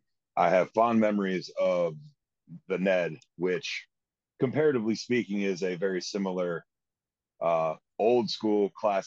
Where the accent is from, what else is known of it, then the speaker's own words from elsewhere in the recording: Northwest Ohio, United States; I didn't grow up in Columbus. I grew up in Northwest Ohio